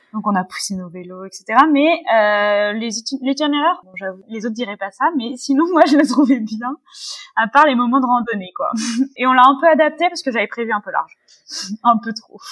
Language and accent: French; Paris, Île-de-France, France; je suis parisienne. J'habite à Paris depuis toujours